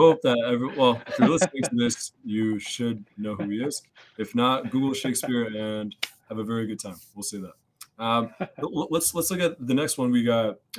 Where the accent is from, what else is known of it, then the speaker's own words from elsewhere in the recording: United States; I'm American. What am I doing?